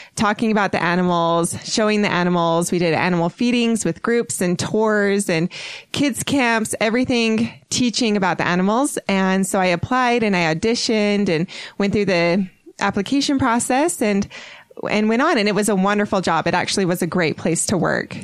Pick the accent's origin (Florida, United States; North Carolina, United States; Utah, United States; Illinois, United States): Utah, United States; also born or lived in San Diego, California; I am originally pretty much from Utah. So I was raised here in Utah and I've traveled around a little bit growing up.